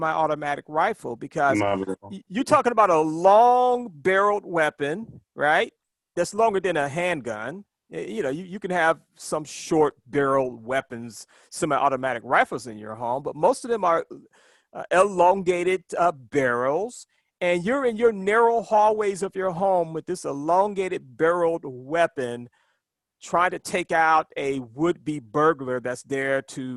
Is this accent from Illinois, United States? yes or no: no; Birmingham, Alabama, United States; I'm originally from Birmingham, Alabama